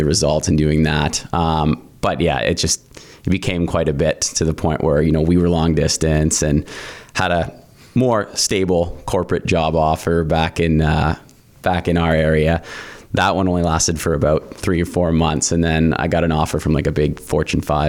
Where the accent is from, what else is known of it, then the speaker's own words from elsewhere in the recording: St. Catharines, Ontario, Canada; also born or lived in Lion's Head, Ontario; I grew up there, moved to Niagara when I was about 10 years old, and grew up in the Welland St. Catharines area